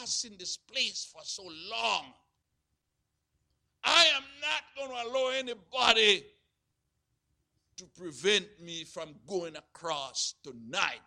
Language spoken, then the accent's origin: English; Jamaica; growing up in Jamaica